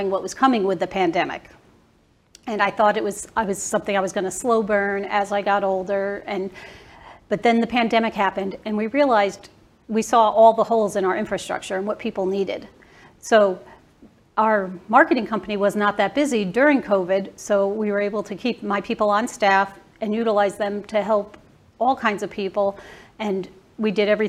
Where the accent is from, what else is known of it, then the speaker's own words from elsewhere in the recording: Bridgeport, Connecticut, United States; now in Dallas, United States; I grew up in Bridgeport, Connecticut